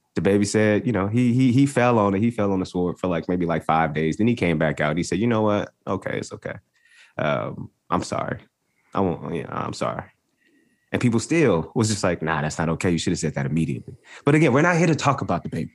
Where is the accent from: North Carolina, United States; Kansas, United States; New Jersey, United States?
North Carolina, United States; I'm from North Carolina